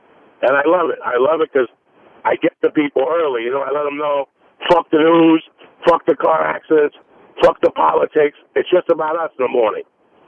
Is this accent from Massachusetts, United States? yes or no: no; New Jersey, United States; now in Los Angeles, United States; Listen, I'm from Jersey, you know?